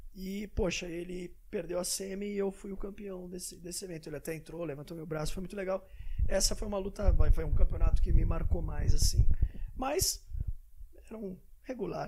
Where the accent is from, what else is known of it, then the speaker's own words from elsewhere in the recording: São Paulo, Brazil; also born or lived in Santos; Vim para São Paulo muito pequenininho, né? Então, criado em São Paulo, mas com sangue caiçada na veia.